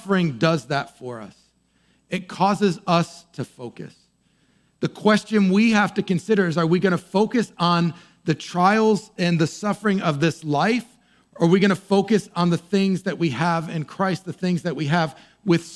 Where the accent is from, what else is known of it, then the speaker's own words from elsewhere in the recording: near Boston, Massachusetts, United States; I grew up near Boston